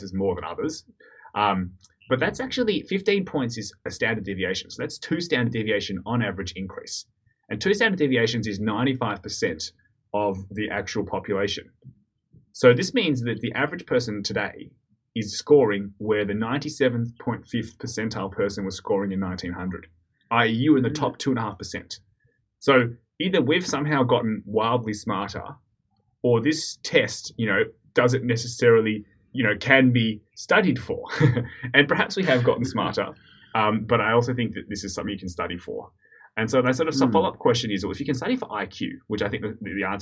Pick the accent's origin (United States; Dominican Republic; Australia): Australia; In Australia, because we're Australian, growing up